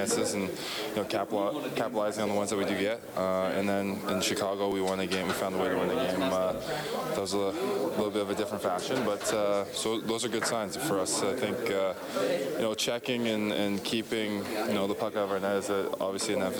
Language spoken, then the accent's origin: English; Hamilton, Ontario, Canada; now in Edmonton, Canada; I grew up in Hamilton, a very, very diverse community